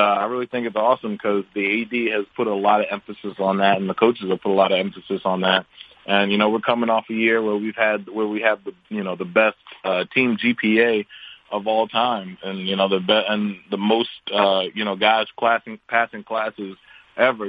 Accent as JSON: {"language": "English", "town": "Baltimore", "region": "Maryland", "country": "United States", "tie": "born or raised there", "said": "I grew up in Baltimore and went to school for college in Baltimore"}